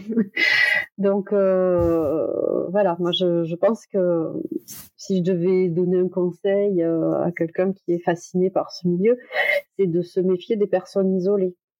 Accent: Toulouse, Occitania, France; je suis de Toulouse

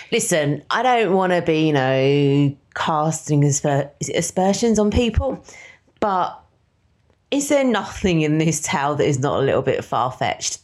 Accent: London, United Kingdom; we grew up in East London

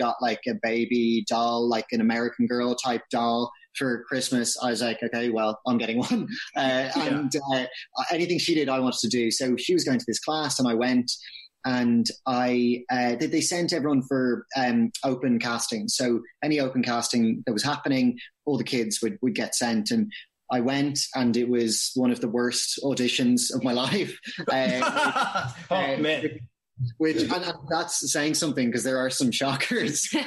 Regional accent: Dublin, Leinster, Ireland; moved away as an adult; also born or lived in London; I grew up in Dublin. Yeah, right in the city center, pretty much

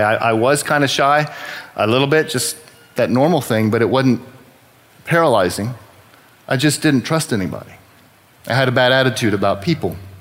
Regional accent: New Braunfels, Texas, United States; I was born and raised here in New Braunfels

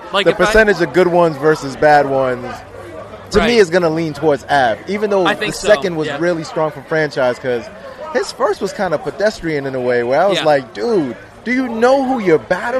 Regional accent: Brooklyn, New York, United States; I'm from Brooklyn.

